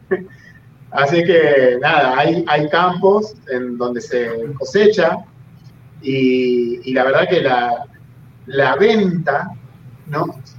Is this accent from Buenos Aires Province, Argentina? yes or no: no; Las Rosas, Santa Fe, Argentina; moved away as an adult; now in Puerto Rico; la ciudad donde yo nací, que es Las Rosas, en la provincia de Santa Fe, en Argentina